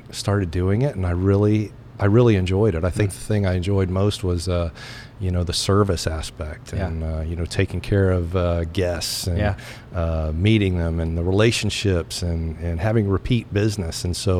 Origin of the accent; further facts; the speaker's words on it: Tennessee, United States; also born or lived in Columbus, Ohio; now in Lynden, United States; growing up in Tennessee, Southern hospitality, I was a yes, ma'am, no, ma'am, yes, sir, no, sir, kind of guy.